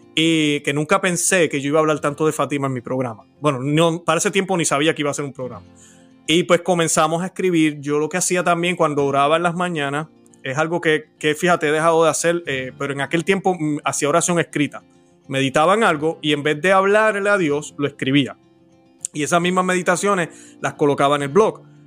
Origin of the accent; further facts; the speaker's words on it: Puerto Rico; soy puertorriqueño, nací en la isla del encanto